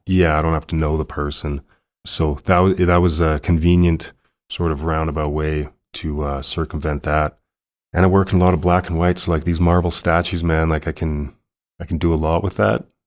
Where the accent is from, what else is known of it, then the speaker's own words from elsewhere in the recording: Calgary, Alberta, Canada; born and raised Calgarian